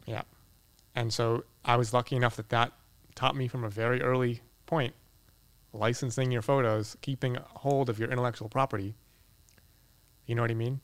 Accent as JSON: {"language": "English", "town": "Boston", "region": "Massachusetts", "country": "United States", "moved": "yes", "lives_now": "Los Angeles, United States", "said": "I'm from Boston"}